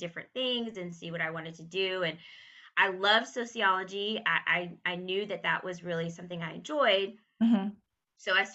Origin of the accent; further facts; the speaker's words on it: Texas, United States; moved away; also born or lived in Connecticut / New York; it will bring me back to my home state where I really wanted to be